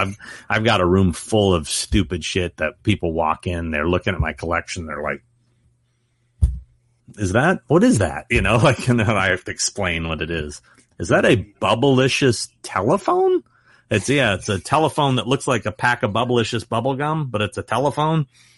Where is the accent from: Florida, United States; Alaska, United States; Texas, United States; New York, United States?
Alaska, United States; Anchorage; born there; I was born in Anchorage, Alaska.